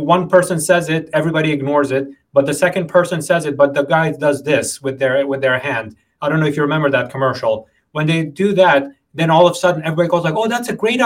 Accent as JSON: {"language": "English", "region": "New York", "country": "United States", "tie": "born or raised there", "said": "growing up in New York"}